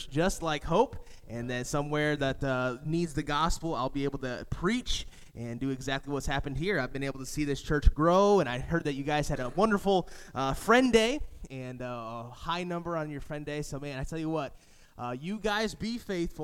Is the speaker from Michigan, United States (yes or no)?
yes; Lansing, Michigan, United States; moved away as an adult; now in Florida, United States; I grew up in Lansing, Michigan, and so I'm used to the cold.